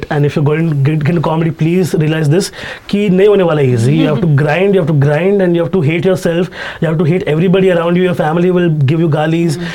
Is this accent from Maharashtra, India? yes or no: yes; Mumbai suburbs, Maharashtra, India; Even though I'm from Bandar